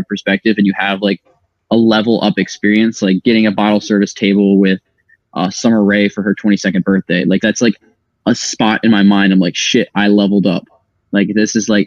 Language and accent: English; Maryland, United States; moved away; also born or lived in Las Vegas; I am originally from Maryland.